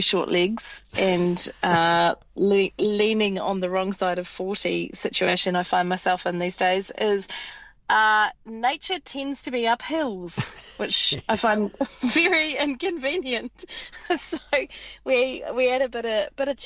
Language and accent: English; South Island, New Zealand; also born or lived in Te Aroha Peninsula; I'm from South Island